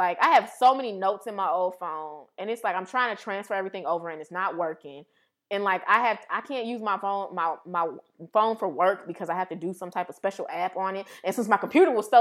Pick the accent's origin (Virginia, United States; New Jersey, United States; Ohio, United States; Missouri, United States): Missouri, United States; St. Louis; now in Cleveland, United States; we're both from St. Louis, Missouri